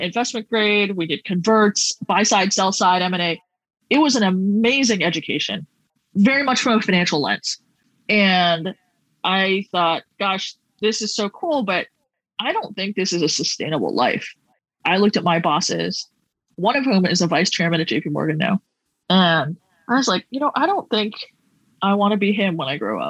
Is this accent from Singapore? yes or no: yes; Singapore; moved away as an adult; also born or lived in Connecticut; I'm from Singapore